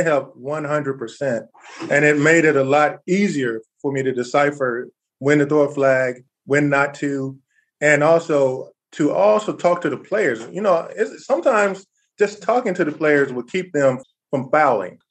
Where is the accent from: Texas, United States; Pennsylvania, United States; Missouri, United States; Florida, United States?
Texas, United States; I grew up in Texas